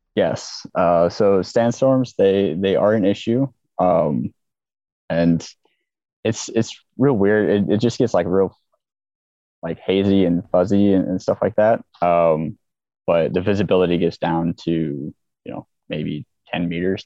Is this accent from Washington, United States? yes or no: yes; Olympia, Washington, United States; moved away as an adult; now in Kuwait; I grew up in Olympia